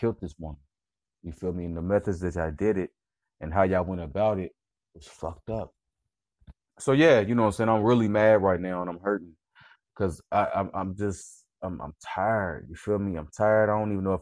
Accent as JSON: {"language": "English", "town": "Indianapolis", "region": "Indiana", "country": "United States", "said": "I'm from the Midwest. I'm from Indianapolis"}